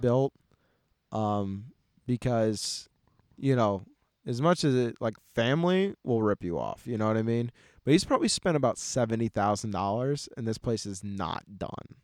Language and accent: English; United States; I'm American